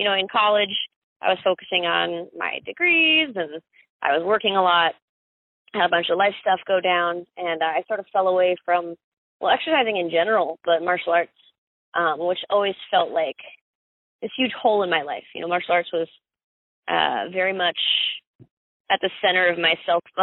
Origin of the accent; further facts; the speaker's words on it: Summerfield, North Carolina, United States; also born or lived in Miami, Florida / Greensboro, North Carolina; I was born in South Dade County, Miami. Uh, grew up in Summerfield, North Carolina.